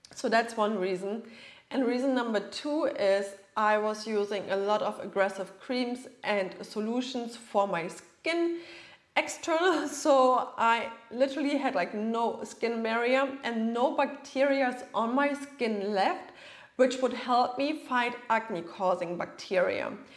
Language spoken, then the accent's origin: English; Germany; moved away as an adult; now in Florida, United States; I'm originally from Germany, right? But I live in Florida right now